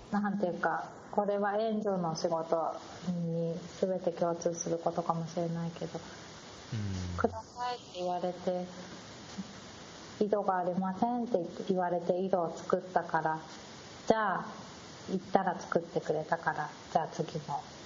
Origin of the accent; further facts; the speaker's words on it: Japan; 私日本で生まれ育って